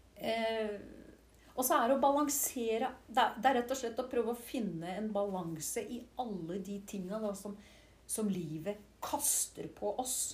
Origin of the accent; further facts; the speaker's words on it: Siljan, Telemark, Norway; moved away as an adult; also born or lived in Skien / London / Oxford / Oslo; og så er jeg jo oppvokst i Siljan